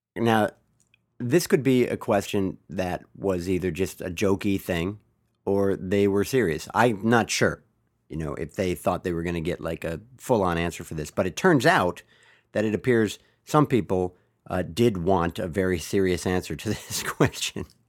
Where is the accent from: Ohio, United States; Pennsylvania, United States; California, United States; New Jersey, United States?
California, United States; Bay Area; I am from the Bay Area, been a 49er fan all my life